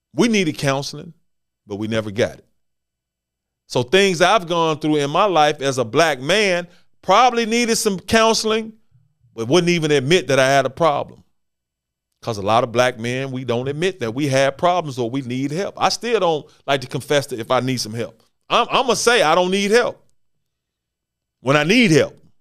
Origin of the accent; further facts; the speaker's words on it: Memphis, Tennessee, United States; born and raised in Memphis, Tennessee